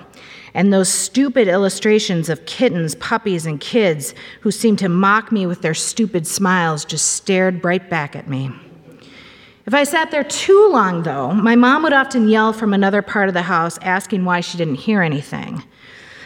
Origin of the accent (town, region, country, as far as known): Cambridge, Minnesota, United States; born or raised there